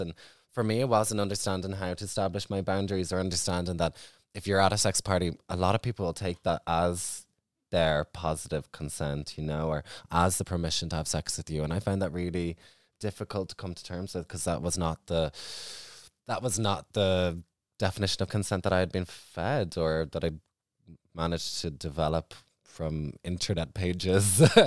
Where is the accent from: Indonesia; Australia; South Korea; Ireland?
Ireland; for myself growing up in Ireland